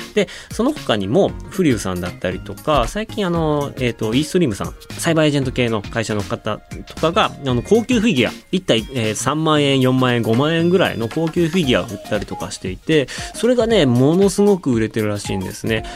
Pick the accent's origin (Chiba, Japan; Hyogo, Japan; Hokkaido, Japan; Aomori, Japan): Hokkaido, Japan; moved away as an adult; now in China; 僕、北海道出身